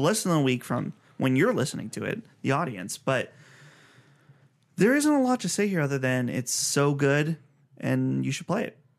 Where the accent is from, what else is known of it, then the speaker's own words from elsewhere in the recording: Pittsburgh, Pennsylvania, United States; we're from Pittsburghish area